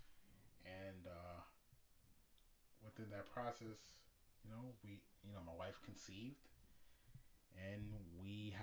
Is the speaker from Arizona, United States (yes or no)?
no; New York, United States; I'm from New York, and next year, me and my wife and my son, we're planning on leaving the state of New York.